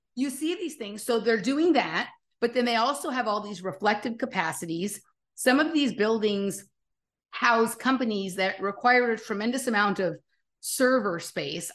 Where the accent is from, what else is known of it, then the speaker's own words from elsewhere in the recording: Los Angeles, California, United States; I'm from Los Angeles